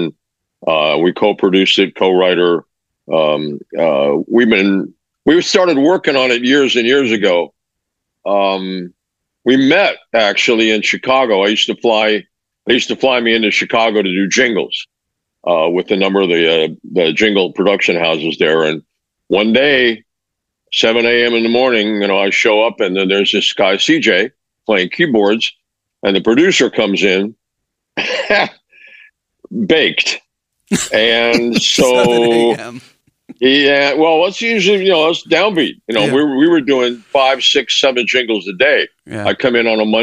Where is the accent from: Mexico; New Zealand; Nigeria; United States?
Mexico; Mexico City; moved away; I grew up in Mexico and Mexico City